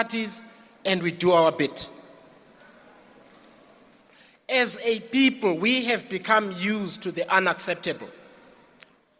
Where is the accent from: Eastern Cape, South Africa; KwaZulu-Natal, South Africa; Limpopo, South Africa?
Eastern Cape, South Africa; Mqanduli; I come from the Eastern Cape, from the former Transkei